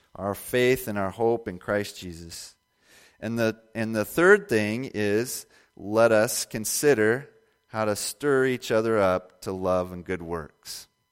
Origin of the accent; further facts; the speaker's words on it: Indiana, United States; I was born and raised in Indiana